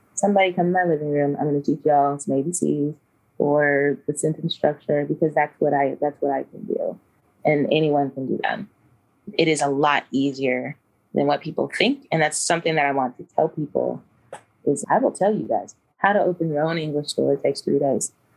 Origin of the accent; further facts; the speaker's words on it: Kentucky, United States; moved away as an adult; also born or lived in Georgia / Denver, Colorado; now in Shenzhen, China; I grew up in Kentucky